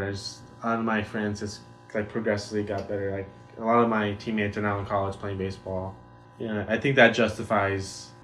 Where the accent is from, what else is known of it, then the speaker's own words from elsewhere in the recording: High Desert, California, United States; I grew up from the high desert